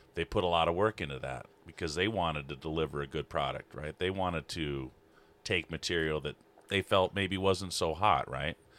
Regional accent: Libby, Montana, United States; also born or lived in North Carolina; up in Libby, I'm from Libby.

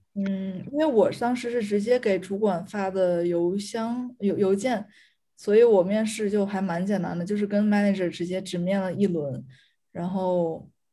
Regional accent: China; moved away as an adult; now in Paris, France; 只有我一个中国人

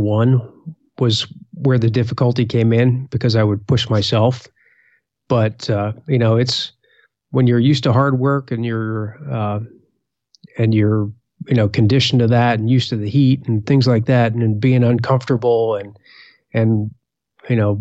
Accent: Valley Forge area, Eastern Pennsylvania, United States; also born or lived in North Carolina / Indiana; now in Washington, D.C., United States; We grew up, mostly Eastern Pennsylvania near the Valley Forge area.

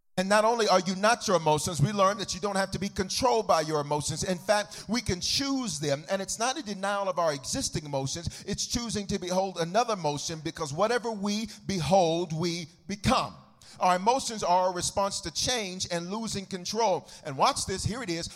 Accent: United States; I'm a, I'm an American

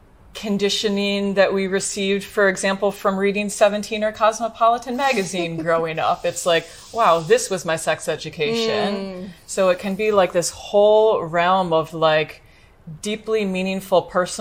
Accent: United States; I'm from the United States

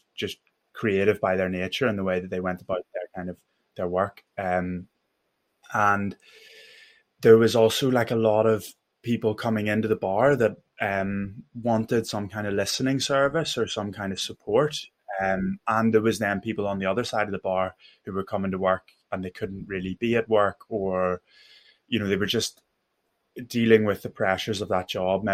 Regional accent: Belfast, Northern Ireland, United Kingdom; accent: Belfast; now in London, United Kingdom; my accent and talk to me about Belfast

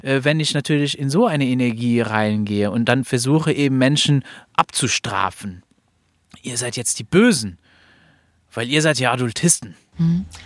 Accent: Luxembourg; ich bin aus Luxemburg.

